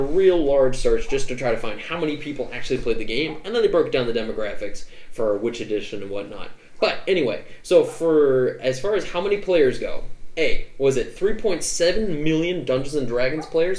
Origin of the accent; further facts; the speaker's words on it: New England, United States; I'm also from New England